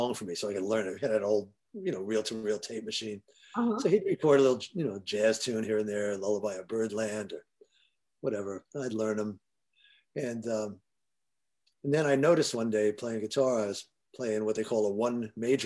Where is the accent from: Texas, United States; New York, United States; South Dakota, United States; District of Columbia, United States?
New York, United States; New York City; also born or lived in Forest Hills, Queens; Queens, Jackson Heights